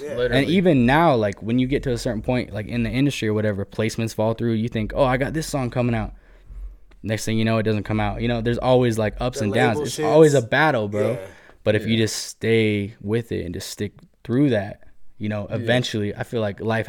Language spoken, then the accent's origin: English; Murray, Utah, United States; I was born in Murray. Went to Murray High School.